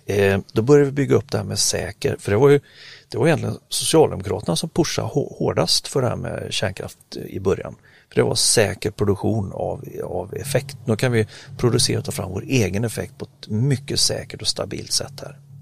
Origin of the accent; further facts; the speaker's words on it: Sweden; som svensk